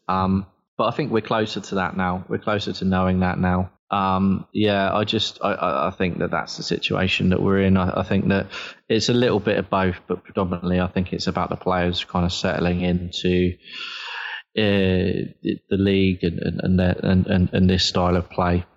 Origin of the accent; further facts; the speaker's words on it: Southampton, South East England, United Kingdom; I was born and bred in Southampton